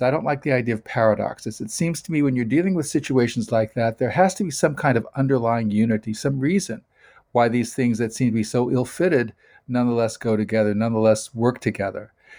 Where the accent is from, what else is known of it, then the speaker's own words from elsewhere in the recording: United States; I am an American